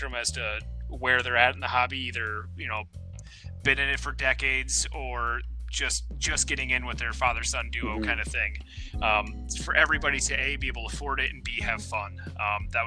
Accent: Iowa, United States; I'm from Iowa, center of the 48 there.

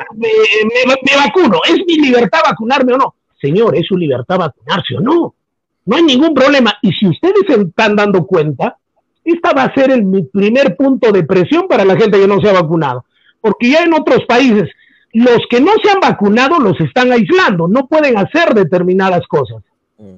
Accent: Peru

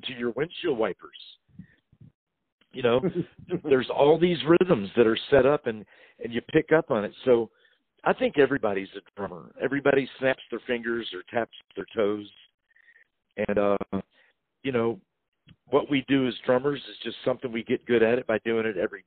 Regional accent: Louisville, Kentucky, United States; I was born in Louisville, Kentucky

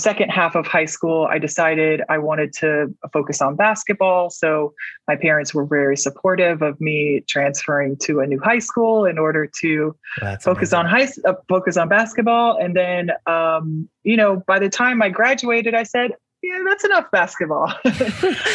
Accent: Atlanta, Georgia, United States; I grew up mostly in Metro Atlanta

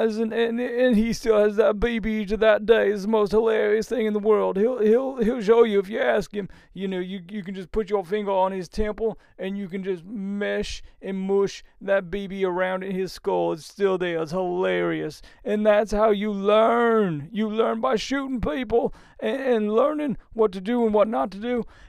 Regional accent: United States; I'm an American

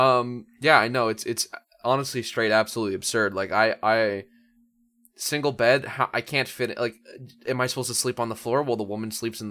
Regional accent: Canada; As a Canadian

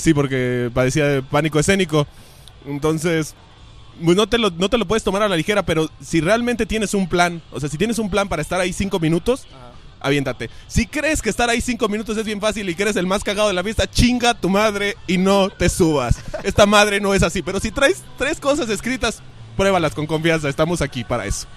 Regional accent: Querétaro, Mexico; now in Guadalajara, Mexico; nací en Querétaro, pero vivo aquí desde hace muchos años

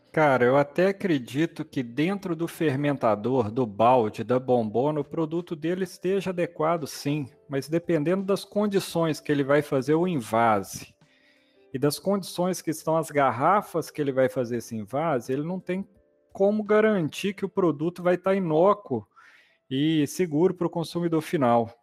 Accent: Sete Lagoas, Minas Gerais, Brazil; moved away as an adult; also born or lived in Viçosa / Espírito Santo; eu sou daqui da região, fui criado em Sete Lagoas

